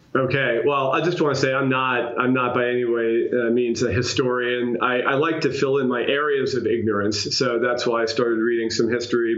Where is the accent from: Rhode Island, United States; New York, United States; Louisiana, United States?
New York, United States; as a New Yorker